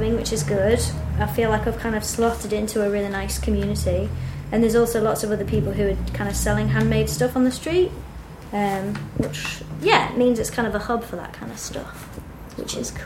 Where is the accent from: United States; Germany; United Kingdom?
United Kingdom; Manchester, North West England; moved away as an adult; now in Bristol, United Kingdom; So, I'm originally from Manchester, and I moved down to Bristol maybe, like, 4 or 5 years ago.